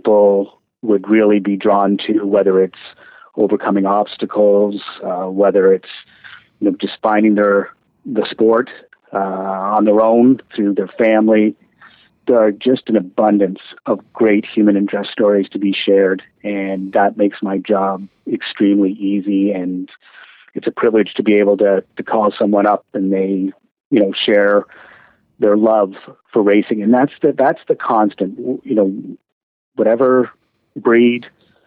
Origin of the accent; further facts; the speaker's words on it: London, Ontario, Canada; I was born in London, Ontario, so my first horse racing experience was at Western Fair